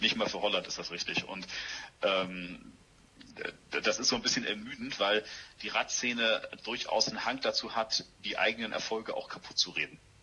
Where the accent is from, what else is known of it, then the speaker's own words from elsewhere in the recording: Hamburg, Germany; ich bin Hamburger Jung, äh, bin im Osten der Stadt Hamburg aufgewachsen und äh, wohne jetzt in Altona